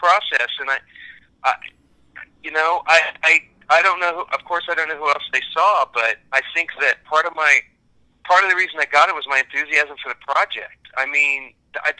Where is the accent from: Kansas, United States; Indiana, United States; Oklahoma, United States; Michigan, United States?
Kansas, United States; now in Dallas, United States; I'm an American from Kansas